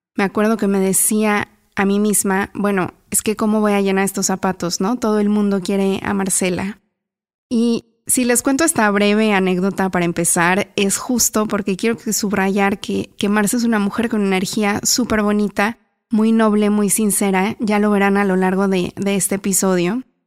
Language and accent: Spanish; Mexico; moved away; La primera vez que yo me fui de México me acuerdo que también busqué un teléfono fijo para, para llamar a mis papás